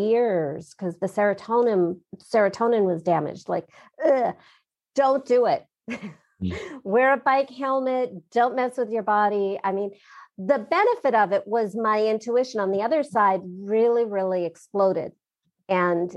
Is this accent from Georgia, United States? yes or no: no; Southern California, United States; growing up in my family and growing up in Southern California